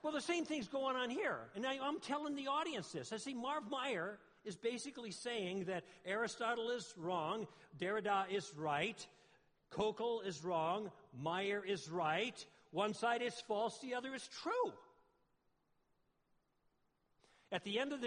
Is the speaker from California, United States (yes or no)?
yes; Southern California, United States; I'm from Southern California, and I live on the West End, which is by the coast